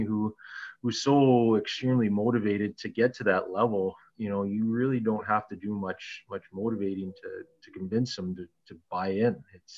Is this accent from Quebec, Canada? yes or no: no; Sault Ste. Marie, Ontario, Canada; Sault Ste. Marie is my hometown